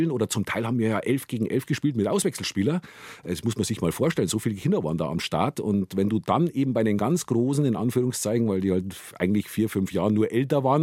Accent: Gilching, Bavaria, Germany; also born or lived in Munich, Germany; Und Guiching, ja, bin ich aufgewachsen

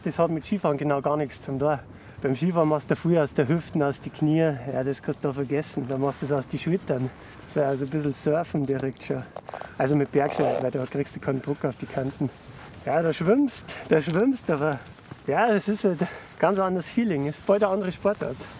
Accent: Reit im Winkel, Bavaria, Germany; wir kommen ja eigentlich aus Reit im Winkel, was ja ziemlich nah am Wilden Korsa ist

